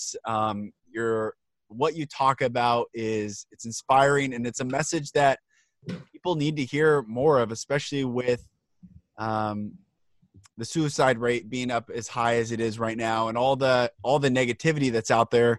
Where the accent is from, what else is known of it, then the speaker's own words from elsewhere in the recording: Everett, Washington, United States; also born or lived in Marysville / Seattle; I grew up Everett, Marysville area, and then moved to Seattle and went to the UW